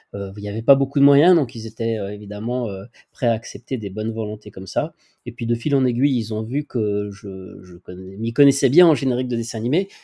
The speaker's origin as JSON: {"language": "French", "town": "Lyon", "region": "Auvergne-Rhône-Alpes", "country": "France", "tie": "born or raised there", "also_born_or_lived": "Rillieux-la-Pape", "said": "je suis originaire de Lyon et je déménage de Lyon à, Rieux, Rieux-la-Pape"}